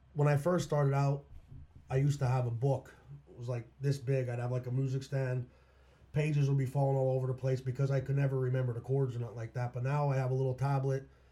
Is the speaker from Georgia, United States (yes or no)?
no; Minersville, Pennsylvania, United States; also born or lived in Shenandoah, Pennsylvania / Mount Carmel, Pennsylvania / Schuylkill County; when I was in third grade, we moved to Minersville, um, and I've been residing there ever since. So I'll pretty much say I'm from Minersville, basically.